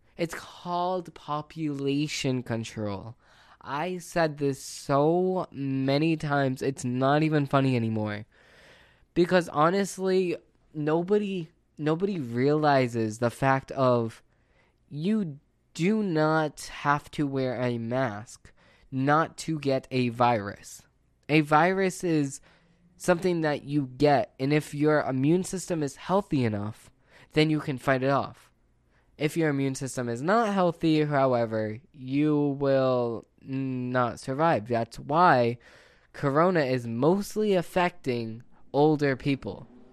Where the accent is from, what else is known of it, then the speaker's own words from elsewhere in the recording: United States; as an American